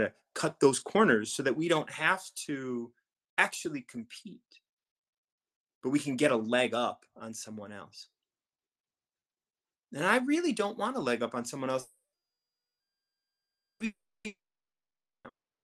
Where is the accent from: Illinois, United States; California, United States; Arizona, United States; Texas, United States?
Illinois, United States; Chicago; I was born and raised in Chicago